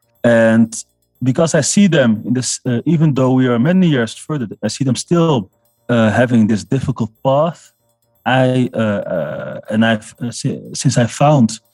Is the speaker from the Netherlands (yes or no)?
yes; Amsterdam, North Holland, Netherlands; I was born in Amsterdam, and I still live in Amsterdam.